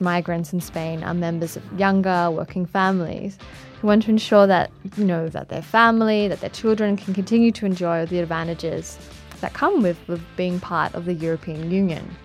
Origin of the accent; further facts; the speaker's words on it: London, United Kingdom; I'm, I'm actually from London